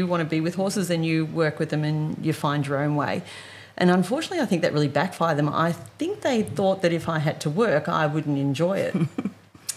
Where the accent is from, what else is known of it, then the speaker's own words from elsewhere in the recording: Wonga Park, Victoria, Australia; From Victoria. So we grew up in Wonga Park.